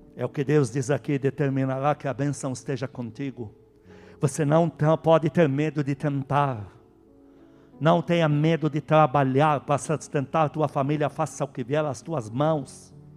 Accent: Lebanon; Portuguese is a second language; now in Brazil; eu, o estrangeiro que veio endemoniado do Líbano, se converteu aqui

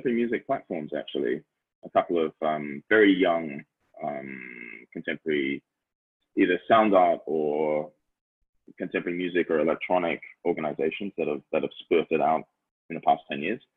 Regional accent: Tasmania, Australia; moved away as an adult; also born or lived in Europe; now in Hong Kong; I'm an Australian. I'm born and raised in Tasmania, like the island state in southern Australia

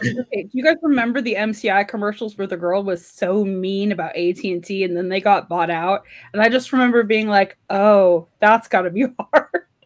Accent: California, United States; born or raised there

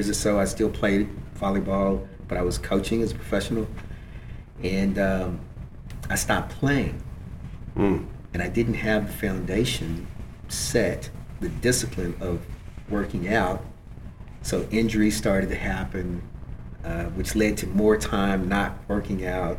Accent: Kentucky, United States; I come from Kentucky

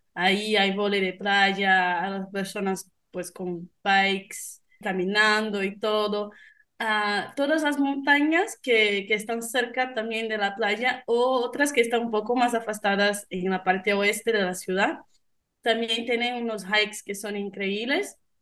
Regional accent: Rio de Janeiro, Brazil; Spanish is a second language; moved away as an adult; now in Monterrey, Mexico; Brasil y de Río, que es mi ciudad natal.

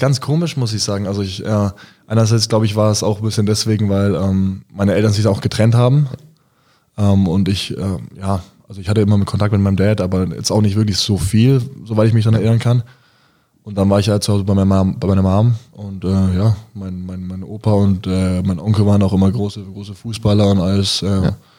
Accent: Bayreuth, Bavaria, Germany; moved away; also born or lived in Bamberg; ich komme aus Bayreuth und ich äh, liebe meine Heimatstadt

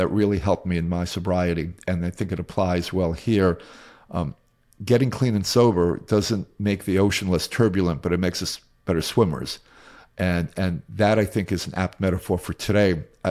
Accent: Queens, New York, United States; I grew up in Queens, New York, and went to the Bronx High School of Science

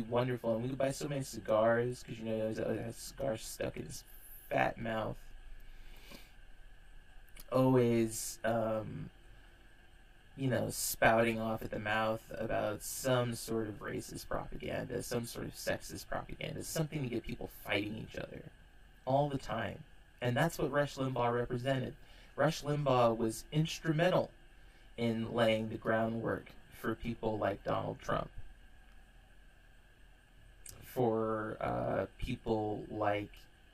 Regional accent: California, United States; my home state in California

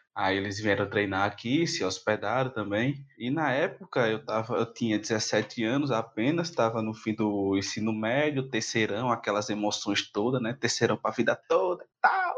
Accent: Maceió, Alagoas, Brazil; sou daqui de Maceió

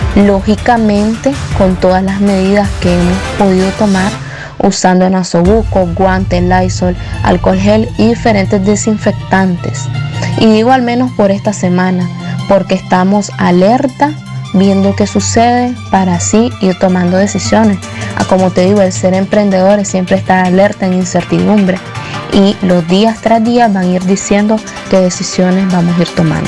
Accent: León, Nicaragua; como cada leonés

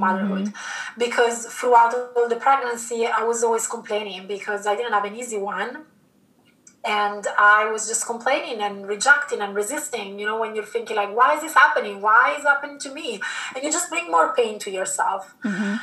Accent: Milan, Lombardy, Italy; moved away as an adult; also born or lived in London; I was born in Italy, in Milan, and I stayed there until after university.

